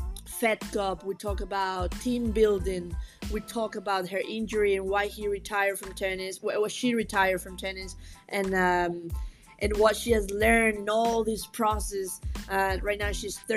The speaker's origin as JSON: {"language": "English", "country": "Venezuela", "moved": "yes", "lives_now": "Hong Kong", "said": "I'm from Venezuela. I'm currently working in Hong Kong in a tennis academy."}